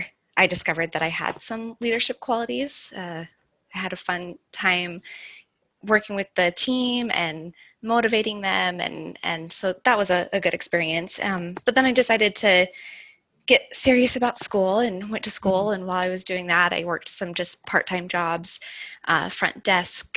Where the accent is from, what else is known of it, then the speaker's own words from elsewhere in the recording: Utah, United States; I'm from Utah